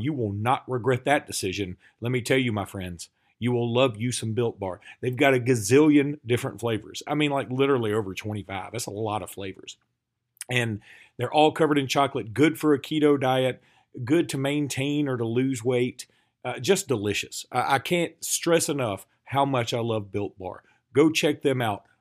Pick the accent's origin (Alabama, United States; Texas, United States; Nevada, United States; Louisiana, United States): Alabama, United States; We're from Alabama